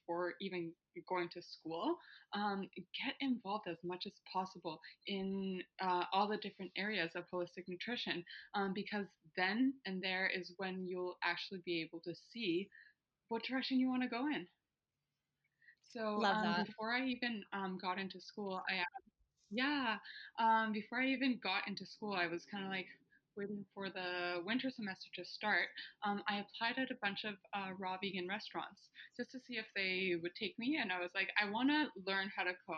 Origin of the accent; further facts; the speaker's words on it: Puerto Vallarta, Jalisco, Mexico; moved away as an adult; now in Canada; I'm born and raised in Mexico.